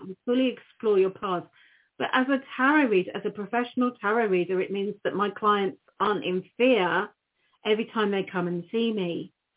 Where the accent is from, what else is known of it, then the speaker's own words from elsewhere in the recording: United Kingdom; now in Norfolk, United Kingdom; I'm a British witch